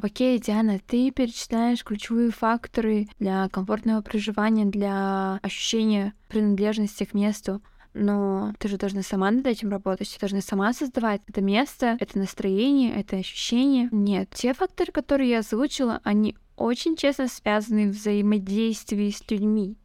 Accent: Kazakhstan; now in Almaty, Kazakhstan

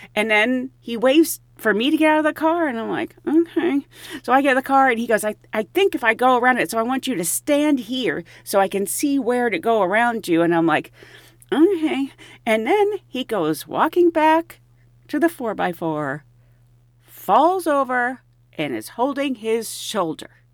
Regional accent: Pennsylvania, United States; I grew up in Pennsylvania

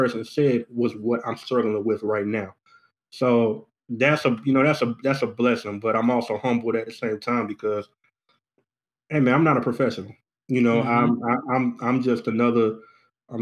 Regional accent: Goldsboro, North Carolina, United States; moved away as an adult; now in Charlotte, United States; I'm originally from Goldsboro, North Carolina

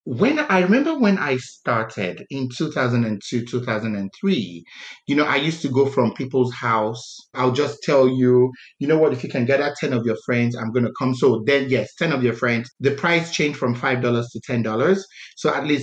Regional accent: Calabar, Cross River, Nigeria; I was born in Calabar

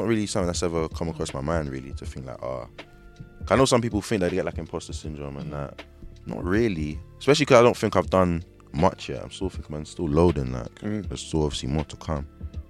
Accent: London, United Kingdom; Just Hackney, then

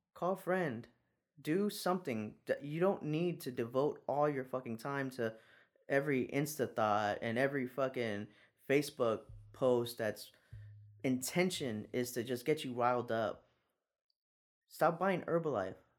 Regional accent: San Antonio, Texas, United States; I'm from San Antonio

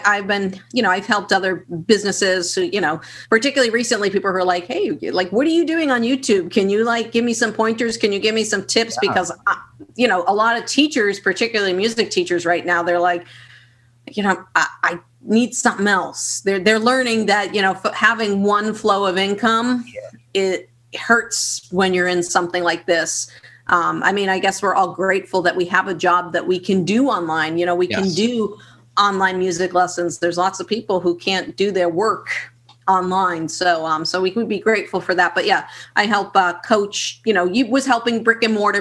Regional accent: Boston, Massachusetts, United States; I'm from Boston, Massachusetts

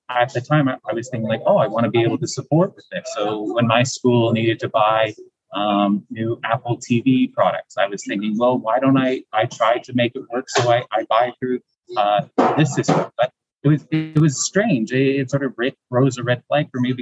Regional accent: Canada; moved away as an adult; now in Taiwan; I'm actually originally from Canada

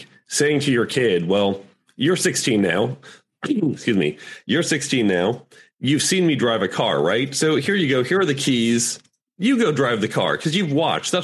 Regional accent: United States

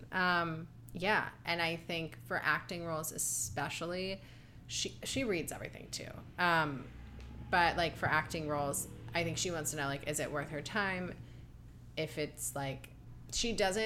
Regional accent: Ohio, United States; also born or lived in New York; now in Los Angeles, United States; I grew up very confused in Ohio

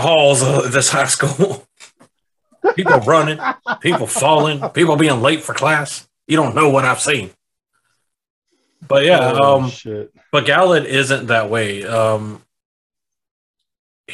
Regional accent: South Carolina, United States; I grew up in South Carolina.

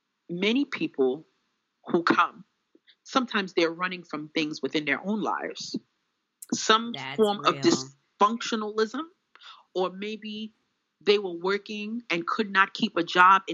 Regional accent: Bronx, New York, United States; I'm not nobody special. … from the Bronx.

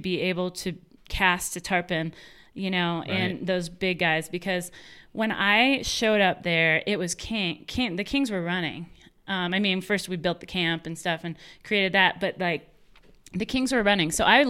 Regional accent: United States; I grew up on the Mississippi River.

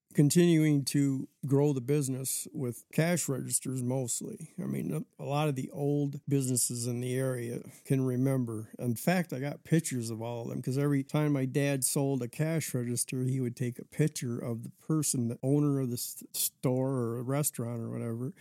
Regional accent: Lansing, Michigan, United States; also born or lived in Alaska; I was born in Lansing, Michigan. 1959 and went straight to Alaska after

